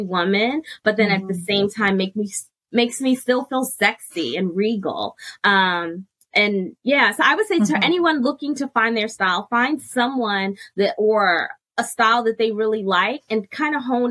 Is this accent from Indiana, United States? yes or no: no; New York City, New York, United States; moved away; also born or lived in Plano, Texas; I'm from New York City